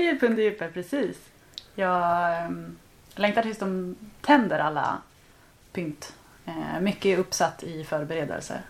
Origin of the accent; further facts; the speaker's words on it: Kungshamn, Västra Götaland, Sweden; moved away as an adult; now in London, United Kingdom; kommer från en liten, liten by på västkusten i Sverige som heter Kungshamn. Bor numera i London